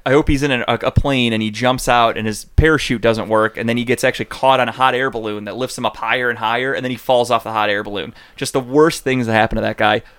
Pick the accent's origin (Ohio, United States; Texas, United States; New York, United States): Ohio, United States; Cleveland; we're from Cleveland